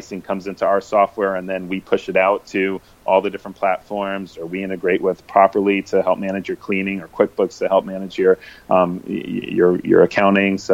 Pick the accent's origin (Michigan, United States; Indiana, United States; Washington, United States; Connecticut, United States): Connecticut, United States; now in San Francisco, United States; I'm from the East Coast. I'm from Connecticut